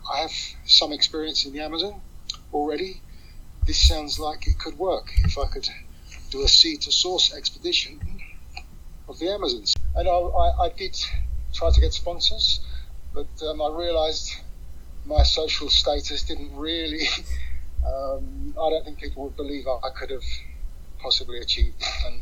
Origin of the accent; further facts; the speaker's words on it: Sussex, South East England, United Kingdom; I'm from Sussex in the UK.